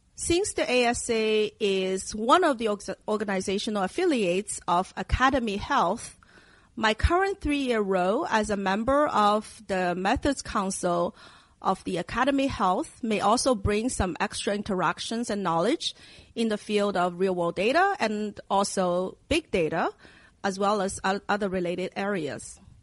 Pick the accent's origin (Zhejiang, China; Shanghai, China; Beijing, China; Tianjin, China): Shanghai, China; moved away; I grew up in Asia in my hometown of Shanghai, and it's a city in China